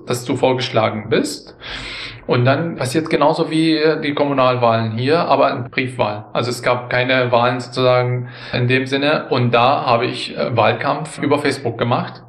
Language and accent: German; Syria; now in Germany; Ich war auch Syrer. Ich bin dann später eingebürgert wurden.